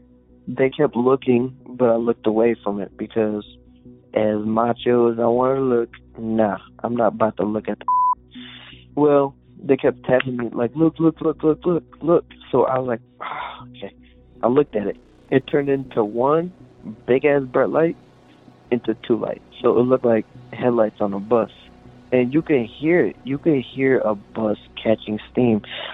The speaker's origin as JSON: {"language": "English", "town": "Bowling Green", "region": "Ohio", "country": "United States", "said": "Hey, I'm … from Bowling Green, Ohio."}